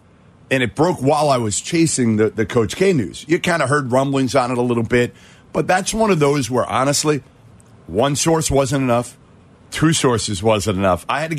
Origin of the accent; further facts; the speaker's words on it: Boston, Massachusetts, United States; I'm from Boston.